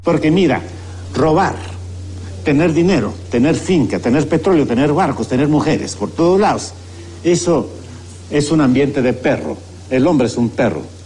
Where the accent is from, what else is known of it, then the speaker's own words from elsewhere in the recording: Guatemala; como guatemaltecos entendamos de que no somos los únicos en el mundo, sino que somos una nación